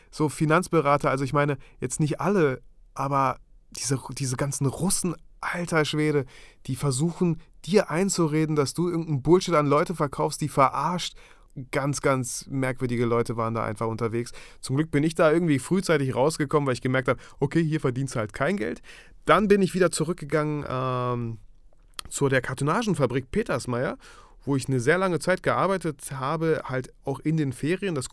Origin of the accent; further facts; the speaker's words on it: Germany; also born or lived in Mikhailovka, Kazakhstan; geboren wurde ich in Kasachstan, in einem kleinen Dorf namens Michailovka.